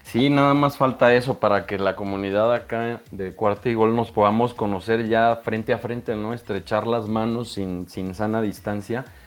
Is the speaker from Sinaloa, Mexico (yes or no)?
no; Monterrey, Nuevo León, Mexico; also born or lived in Guadalajara; now in Mexico City, Mexico; nací en Guadalajara, viví en Monterrey muchos años, entonces prácticamente soy de Monterrey